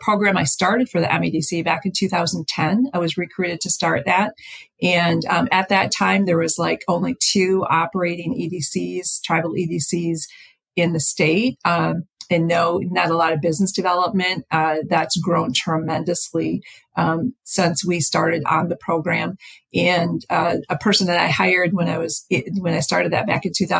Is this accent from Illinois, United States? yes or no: no; Upper Peninsula, Michigan, United States; also born or lived in California; I came back to Michigan, to my hometown in the Upper Peninsula